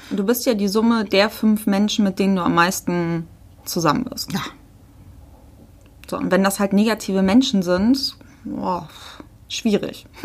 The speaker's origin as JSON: {"language": "German", "region": "Hamburg", "country": "Germany", "said": "Wenn wir übrigens so Muddis sagen, das ist nicht abhellig gemeint, wir kommen halt aus Hamburg, da sagt man das so. Ich bin auch Muddi."}